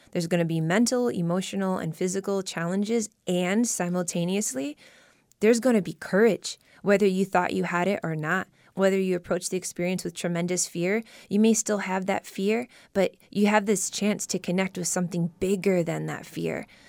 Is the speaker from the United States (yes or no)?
yes; Midwest, United States; moved away; I was born and raised in the Midwest